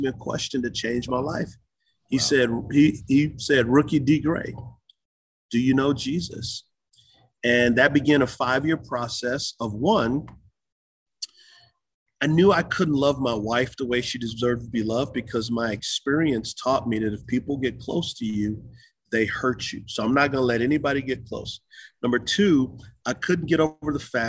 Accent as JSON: {"language": "English", "town": "San Antonio", "region": "Texas", "country": "United States", "tie": "born or raised there", "also_born_or_lived": "Utah", "moved": "as an adult", "lives_now": "Charlotte, United States", "said": "San Antonio, Texas. I grew up on the west side."}